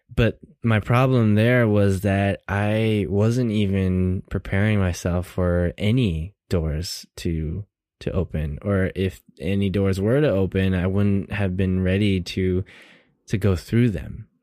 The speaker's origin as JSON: {"language": "English", "town": "Seattle", "region": "Washington", "country": "United States", "tie": "born or raised there", "said": "Born and raised in Seattle, um, all my life"}